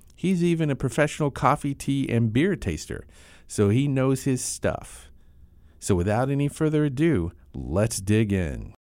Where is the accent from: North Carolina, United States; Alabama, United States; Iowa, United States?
North Carolina, United States; moved away as an adult; also born or lived in Northeast United States; I grew up in North Carolina